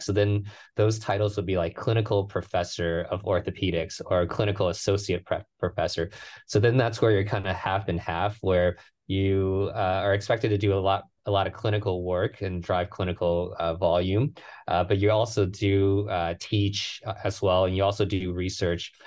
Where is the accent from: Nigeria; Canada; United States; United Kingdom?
United States; Houston, Texas; moved away as an adult; now in San Francisco, United States; I grew up in, in Houston. That's my hometown